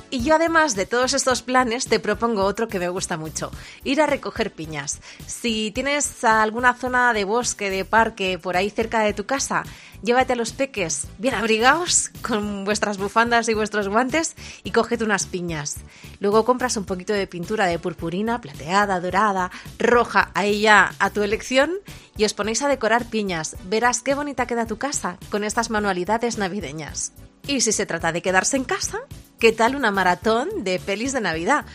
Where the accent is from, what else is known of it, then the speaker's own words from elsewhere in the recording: Barcelona, Catalonia, Spain; En Barcelona, de donde soy yo